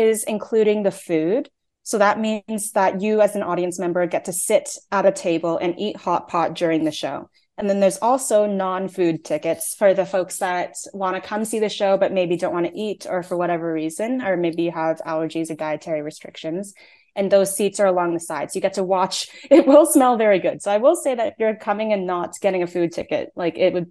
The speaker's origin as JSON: {"language": "English", "country": "Canada", "tie": "born or raised there", "said": "I'm Taiwanese Canadian, but I was born in Canada. Both my parents were born in Taiwan. I don't speak Mandarin"}